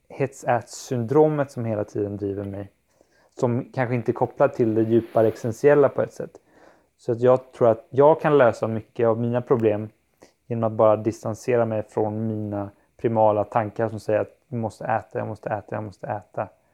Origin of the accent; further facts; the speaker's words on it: Kalmar County, Sweden; moved away; när jag är hemma på Öland hos min familj